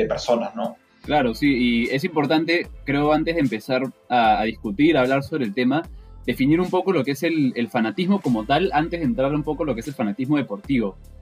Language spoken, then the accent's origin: Spanish; Peru